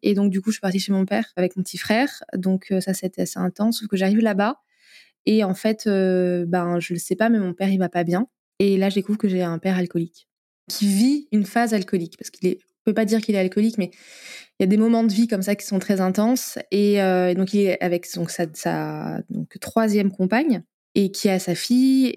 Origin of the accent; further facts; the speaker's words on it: Limoges, Nouvelle-Aquitaine, France; moved away as an adult; je suis originaire de Limoges, que j'ai quitté, je suis revenue